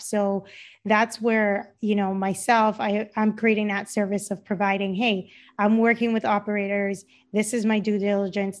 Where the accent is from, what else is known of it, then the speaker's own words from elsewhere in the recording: Cayman Islands; moved away; my parents are Jamaican, um, and I grew up in the Cayman Islands